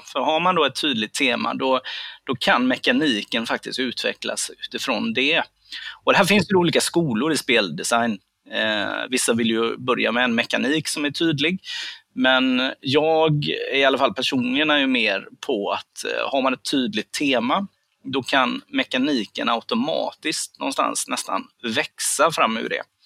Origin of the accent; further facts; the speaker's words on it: Gothenburg, Västra Götaland, Sweden; jag kommer ju från Göteborg